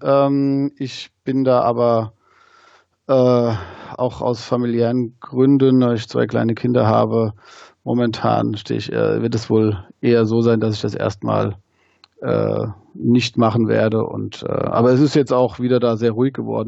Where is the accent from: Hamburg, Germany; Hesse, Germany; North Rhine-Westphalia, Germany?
Hesse, Germany; Wehen, likely misheard as Wien; moved away as an adult; now in Wiesbaden, Germany; komm aus Wien, bin da geboren und aufgewachsen